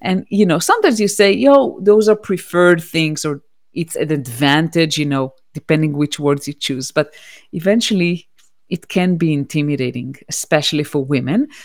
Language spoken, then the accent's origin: English; Israel; moved away as an adult; also born or lived in United States; I now reside in Israel, which is my home country. But I used to live in the United States for nine years.